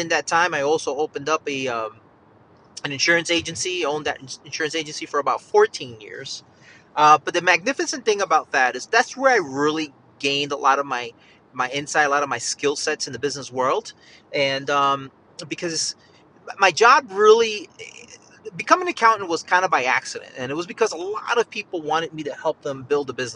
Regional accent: Yonkers, New York, United States; moved away as an adult; also born or lived in Bronx, New York; now in Charlotte, United States; I'm actually from Yonkers, New York, raised in Yonkers, New York.

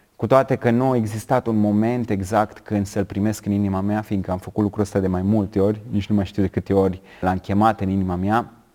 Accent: Romania; eu sunt băiat din România, dintr-o familie de creștini

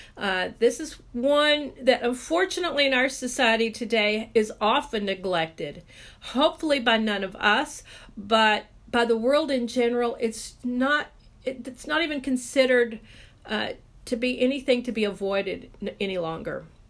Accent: Texas, United States

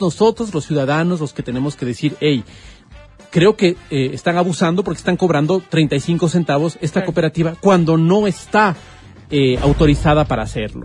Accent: Quito, Pichincha, Ecuador; como quiteños

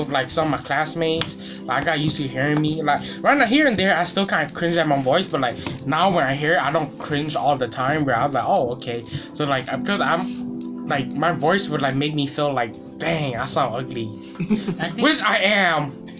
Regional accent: Minnesota, United States; I'm Hmong. I was born in Minnesota. I've been living in Minnesota ever since. I have three brothers. I'm the second youngest in the family. I'm 17.

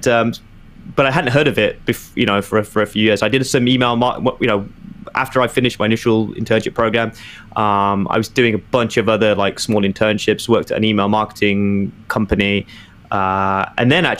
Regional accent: Birmingham, West Midlands, United Kingdom; moved away as an adult; also born or lived in London, United Kingdom; now in New York, United States; when I was growing up in Birmingham

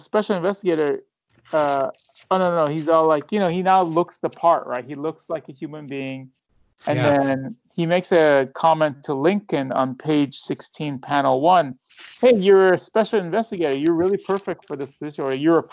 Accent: Iran; moved away; I'm from Iran

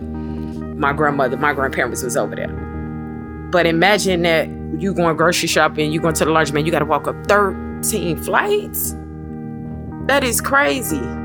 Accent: Chicago, Illinois, United States; I'm from the Hornets, from the projects West Side.

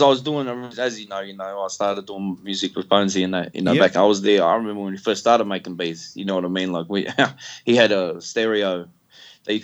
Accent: Melbourne, Victoria, Australia; accent: wog; I'm from the Western suburbs

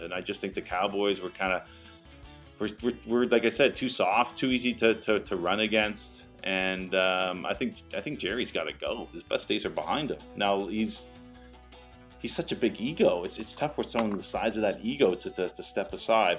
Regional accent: Canada; as a Canadian tennis fan

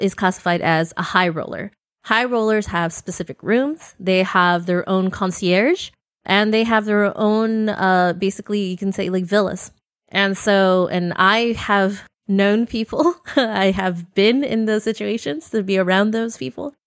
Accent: Central Valley, California, United States; moved away; also born or lived in Bay Area; I grew up in the Central Valley

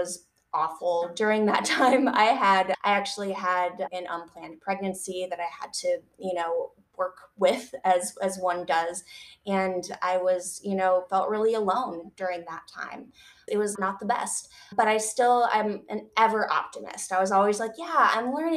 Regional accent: Michigan, United States; I grew up in Michigan

